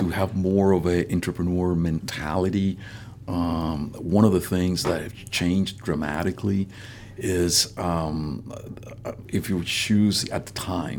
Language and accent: English; Puerto Rico; moved away as an adult; also born or lived in Havana, Cuba; now in Atlanta, United States; I was born in Havana. I was there until I was 10. Then I actually grew up in Puerto Rico